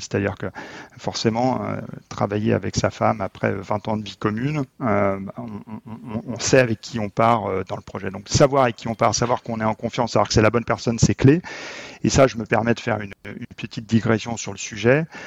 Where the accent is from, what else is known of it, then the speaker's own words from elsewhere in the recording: Haute-Savoie, Auvergne-Rhône-Alpes, France; je viens de Haute-Savoie